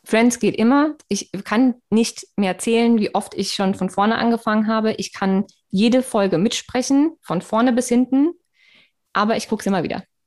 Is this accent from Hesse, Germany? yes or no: yes; Darmstadt, Hesse, Germany; ich bin ja in Darmstadt groß geworden